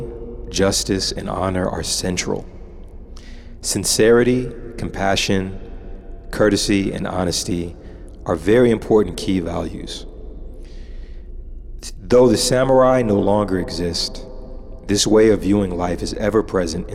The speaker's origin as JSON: {"language": "English", "town": "Los Angeles", "region": "California", "country": "United States", "tie": "born or raised there", "said": "I was born and raised in Los Angeles."}